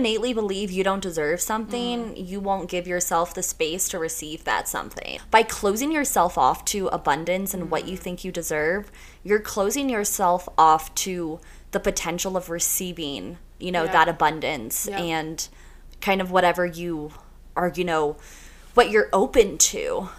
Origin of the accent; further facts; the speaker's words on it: New York, United States; now in Colorado, United States; I'm from New York, so I have that New York energy